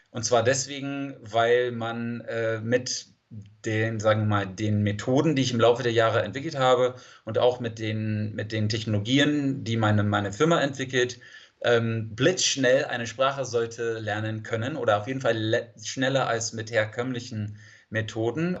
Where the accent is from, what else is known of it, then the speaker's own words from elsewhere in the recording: San Diego, California, United States; German is a second language; ich komme aus San Diego, Kalifornien